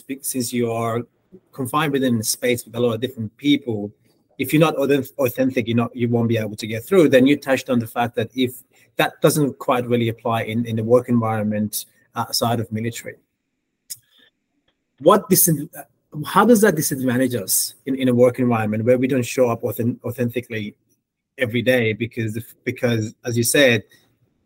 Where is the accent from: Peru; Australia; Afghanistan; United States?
Afghanistan; I am from Afghanistan